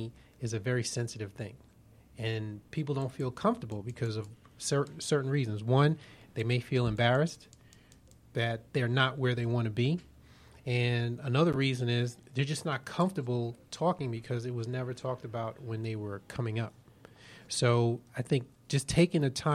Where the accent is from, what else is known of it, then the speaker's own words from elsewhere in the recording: New York City, New York, United States; moved away as an adult; now in Atlanta, United States; I'm originally from Brooklyn, New York